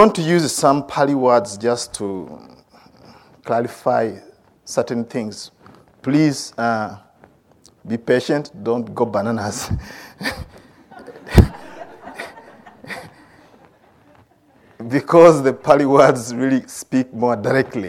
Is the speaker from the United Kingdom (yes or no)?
no; Uganda; moved away as an adult; also born or lived in India; I grew up in Uganda